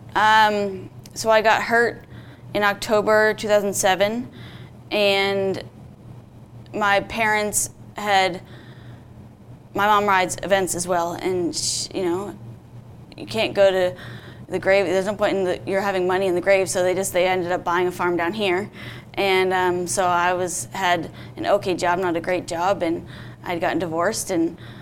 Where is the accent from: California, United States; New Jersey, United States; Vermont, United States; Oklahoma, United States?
Vermont, United States; I grew up in Vermont and I started riding when I was seven